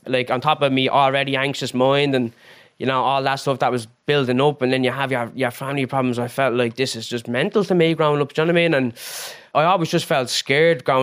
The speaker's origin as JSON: {"language": "English", "town": "Dublin", "region": "Leinster", "country": "Ireland", "tie": "born or raised there", "said": "I'm from Finglas, Finglas South."}